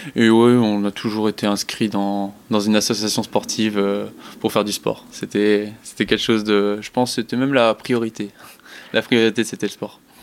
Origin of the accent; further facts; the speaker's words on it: southern France, France; also born or lived in Strasbourg / Lorraine; now in Var, France; on est descendu dans le sud pour recommencer un peu une nouvelle vie